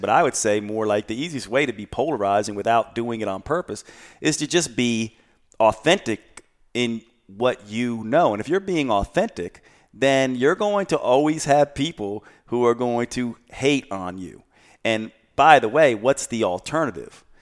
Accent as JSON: {"language": "English", "region": "the South", "country": "United States", "tie": "born or raised there", "said": "Growing up in the South"}